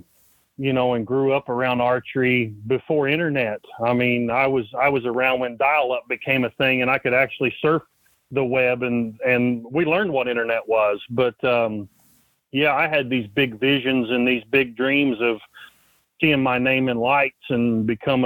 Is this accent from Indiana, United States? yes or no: yes; Spencer, Indiana, United States; my hometown, Spencer, Indiana